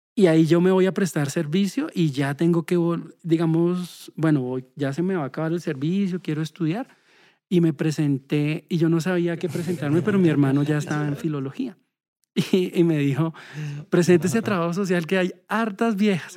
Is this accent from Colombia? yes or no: yes; Bogotá, Colombia; nací en Bogotá, soy el segundo de cuatro hermanos